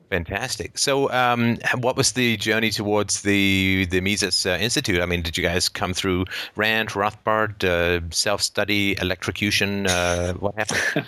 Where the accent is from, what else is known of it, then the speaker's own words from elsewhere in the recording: Canada; from Canada